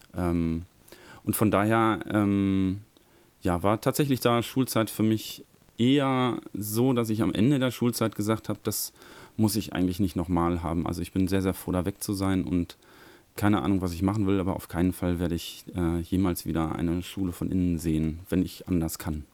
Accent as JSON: {"language": "German", "country": "Germany", "tie": "born or raised there", "said": "in Körde, wo ich herkomme, an der Norbert-Grundschule"}